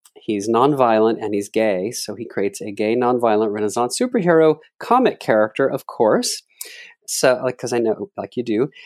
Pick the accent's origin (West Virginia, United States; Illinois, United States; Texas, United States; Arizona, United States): Texas, United States; Dallas; I'm from Dallas, Texas, and my mother had a local live T V show